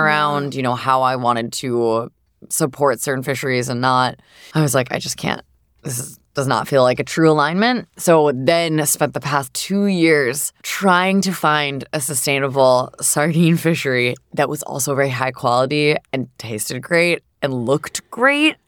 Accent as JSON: {"language": "English", "region": "Southern New Hampshire", "country": "United States", "tie": "born or raised there", "said": "I grew up in Southern New Hampshire"}